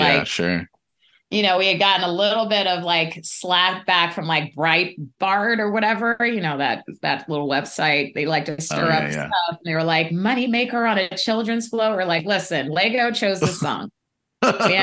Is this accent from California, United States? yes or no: yes; Pasadena, California, United States; also born or lived in Denver, Colorado; I grew up in Pasadena